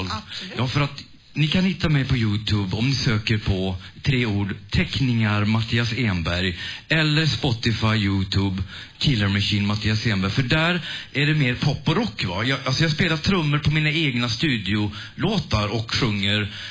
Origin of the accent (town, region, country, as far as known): Härnösand, Västernorrland County, Sweden; born or raised there; moved away as an adult; now in Stockholm, Sweden